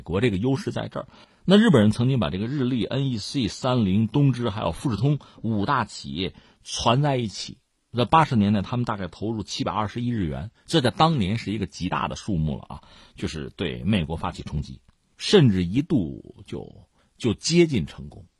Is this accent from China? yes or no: yes; China; 对我们中国人来讲呢